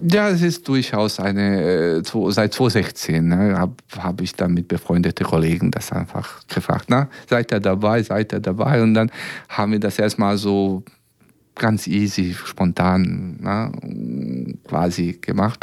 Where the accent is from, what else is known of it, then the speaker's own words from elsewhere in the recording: Serbia; German is a second language; now in Braunschweig, Germany; aus Belgrad, aus meiner Heimat.